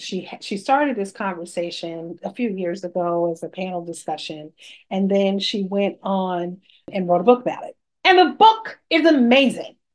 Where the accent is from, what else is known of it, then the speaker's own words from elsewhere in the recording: New York City, New York, United States; I'm a New Yorker